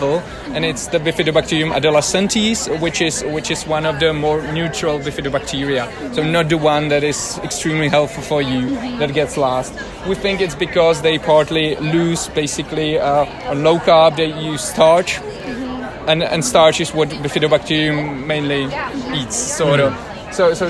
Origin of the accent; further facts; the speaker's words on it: Prague, Czechia; I'm from Prague, Czechia, in Europe